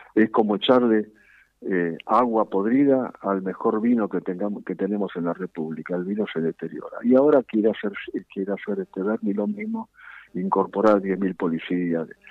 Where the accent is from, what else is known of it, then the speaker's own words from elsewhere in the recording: Argentina; somos los argentinos.